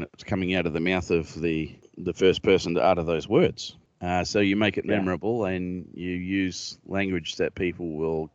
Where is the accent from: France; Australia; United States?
Australia; accent: Australian; I'm Australian